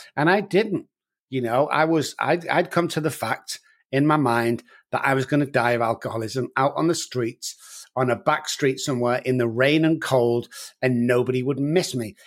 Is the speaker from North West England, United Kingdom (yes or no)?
yes; Manchester, North West England, United Kingdom; moved away as an adult; now in San Antonio, United States; as you can tell from my accent, guys, I'm from Manchester in the United Kingdom, and I've been over here for about fourteen years